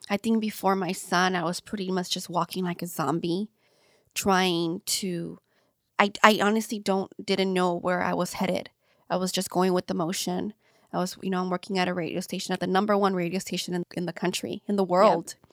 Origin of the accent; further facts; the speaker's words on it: Long Beach, California, United States; I grew up, yeah, I grew up in LA. Um, in a little city um, in LA County, Lynwood. I grew up in Paramount North, Long Beach.